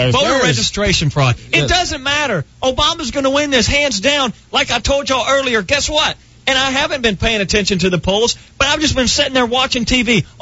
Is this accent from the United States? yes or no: yes; United States; No, I'm American. I have the right to bitch about anything.